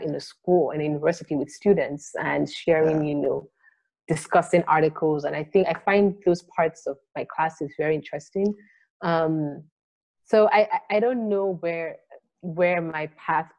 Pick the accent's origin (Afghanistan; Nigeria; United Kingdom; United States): Nigeria; I'm Nigerian